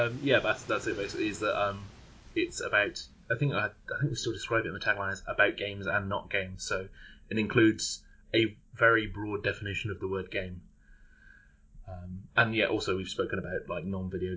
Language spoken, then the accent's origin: English; Birmingham, West Midlands, United Kingdom; my hometown, Birmingham